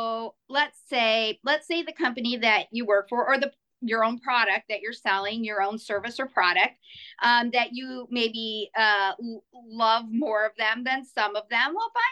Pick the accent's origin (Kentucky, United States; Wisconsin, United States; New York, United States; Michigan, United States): Michigan, United States; Detroit; I hail from the Metro Detroit area here in Michigan